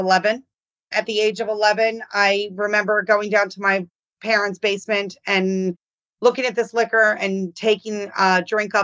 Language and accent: English; Baltimore, Maryland, United States; I grew up in Baltimore